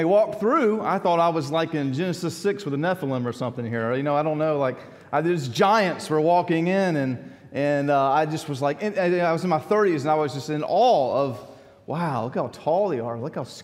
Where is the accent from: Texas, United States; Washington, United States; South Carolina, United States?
South Carolina, United States; Columbia; growing up in Columbia